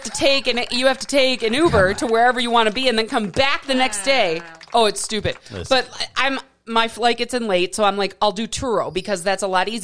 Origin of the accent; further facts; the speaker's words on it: Milwaukee, Wisconsin, United States; moved away; I'm from Milwaukee.